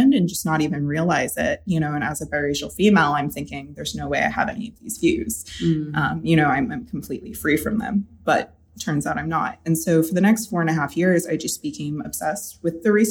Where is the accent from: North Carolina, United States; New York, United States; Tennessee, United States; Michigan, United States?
North Carolina, United States; I did grow up in a small town in North Carolina